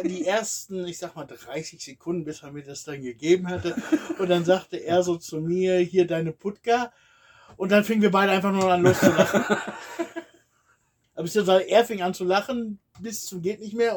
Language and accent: German; Germany; moved away as an adult; now in Bulgaria; Sagst du aus Deutschland